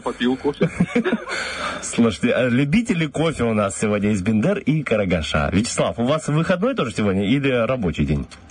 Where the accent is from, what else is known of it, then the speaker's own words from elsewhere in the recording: Slobozia, Transnistria, Moldova; я вообще самый родом из Слободеи